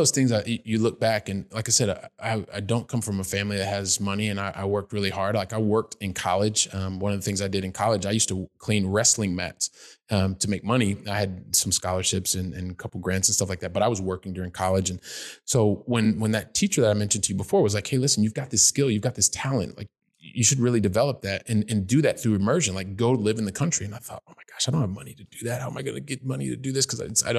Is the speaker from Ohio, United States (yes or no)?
yes; Columbus, Ohio, United States; because I grew up in Columbus, Ohio. And I was kind of like, well, I spoke English somewhat well.